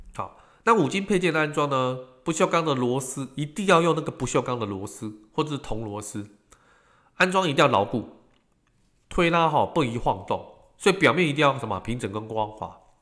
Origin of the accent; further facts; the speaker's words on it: Taiwan; 我们这个，呃，台湾人